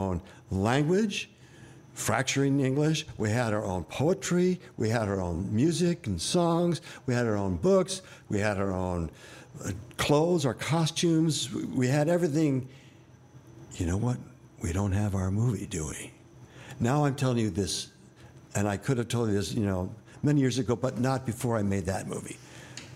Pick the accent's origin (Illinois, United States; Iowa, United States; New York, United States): New York, United States; born or raised there